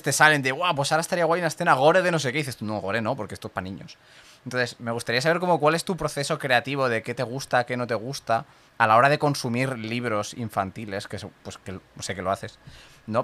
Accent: Catalonia, Spain; aquí en Cataluña que tenemos lo de San Jordi

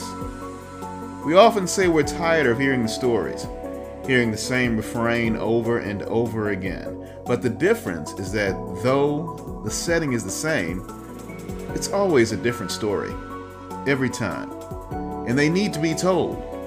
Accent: Georgia, United States; I grew up in the South. You know, I'm a Georgia boy. I'm a Southern gentleman born and bred

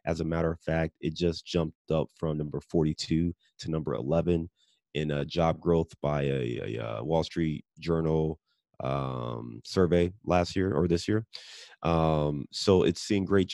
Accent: Cleveland, Ohio, United States; I'm born and raised in Cleveland

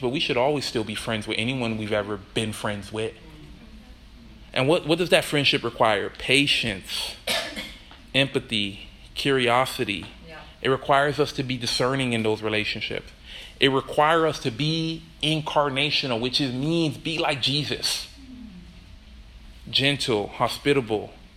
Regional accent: Miami, Florida, United States; I'm from Miami

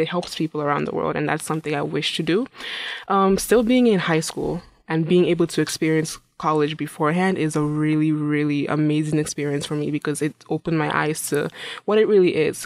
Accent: Imo, Nigeria; now in Saint Cloud, United States; I'm originally from Nigeria. Yes, I'm from Imo State in Nigeria

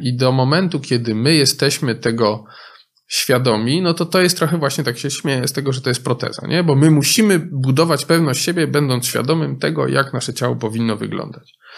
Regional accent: Poland; W innych częściach Polski, z których ja pochodzę z innych części Polski

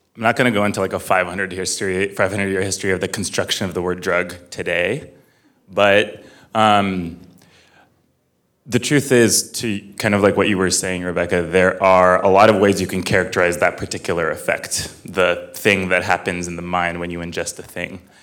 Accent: Fresno, California, United States; I grew up in Fresno, California

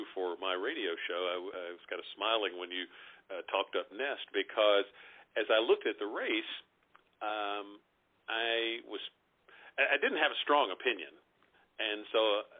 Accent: Paris, Kentucky, United States; I grew up in Paris, which is a small town north of Lexington, about 20 minutes

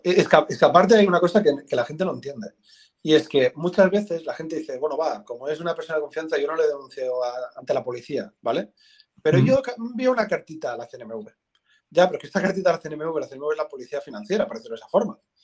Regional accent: Tarragona, Catalonia, Spain; soy de Tarragona

